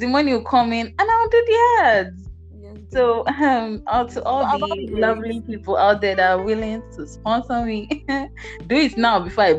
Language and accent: English; Nigeria; moved away; I'm Nigerian, yeah.